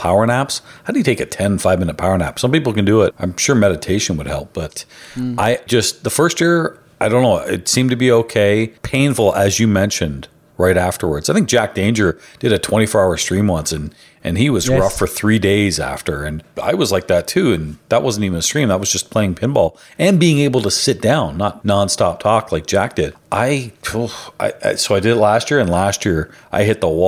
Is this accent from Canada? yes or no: yes; Canada; I can't vote. I'm Canadian